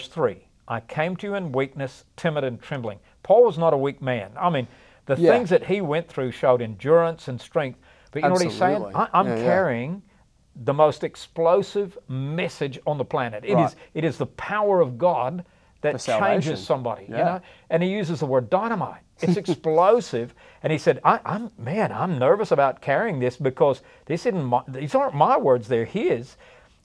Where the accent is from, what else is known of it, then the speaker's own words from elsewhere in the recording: the Bible Belt, United States; growing up in the Bible Belt